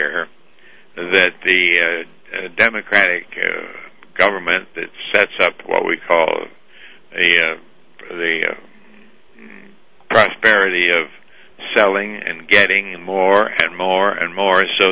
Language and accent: English; Moose Jaw, Saskatchewan, Canada; I was born in Moose Jaw, Saskatchewan, Canada, and abandoned as an orphan with no name